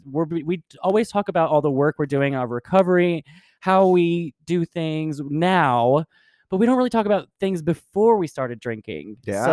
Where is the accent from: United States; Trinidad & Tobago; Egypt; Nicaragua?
Egypt; Cairo, Cairo Governorate; a young gay friend of mine who visited my hometown of Cairo